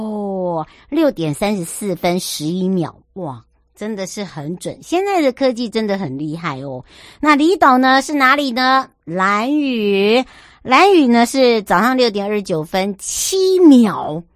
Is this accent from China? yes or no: no; Hualien County, Taiwan; 我花莲人呢，我不知道伯南山地道，松柏的柏，伯南山。